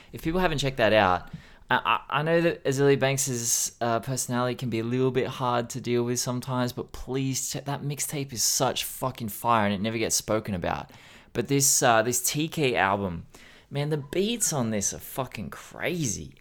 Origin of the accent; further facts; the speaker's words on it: Australia; as an Australian